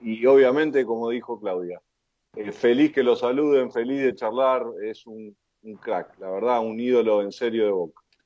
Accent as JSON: {"language": "Spanish", "town": "Mar del Plata", "region": "Buenos Aires Province", "country": "Argentina", "moved": "yes", "said": "yo soy de Mar del Plata"}